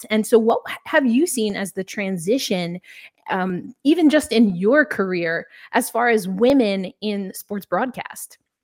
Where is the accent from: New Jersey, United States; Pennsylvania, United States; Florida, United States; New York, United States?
New York, United States; I can relate as a New Yorker myself. Uh, I grew up in the 90s